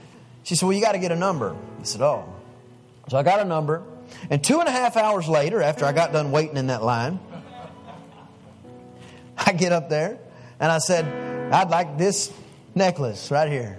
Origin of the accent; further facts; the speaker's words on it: East Texas, United States; I'm from East Texas in a little old bitty town